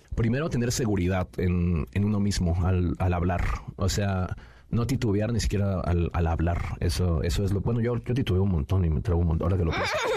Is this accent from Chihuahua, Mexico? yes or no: no; Nezahualcóyotl, State of Mexico, Mexico; soy originario del Estado de México, ahí de Ciudad Neza